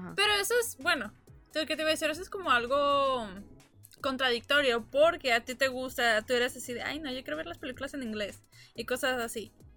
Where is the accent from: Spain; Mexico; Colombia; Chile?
Mexico; also born or lived in El Paso, Texas, United States; now in New York, United States; nací en El Paso, pero crecí en México, pero tengo años viviendo aquí en Nueva York